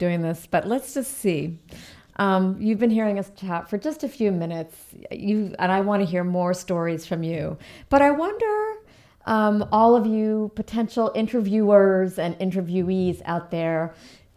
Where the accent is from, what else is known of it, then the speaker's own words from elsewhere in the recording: Cambridge, Massachusetts, United States; I actually grew up in Cambridge, Massachusetts